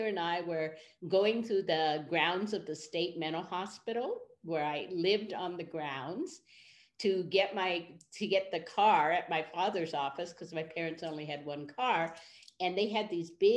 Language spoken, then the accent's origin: English; Berkeley, California, United States; So I grew up in Berkeley, California during the 1960s.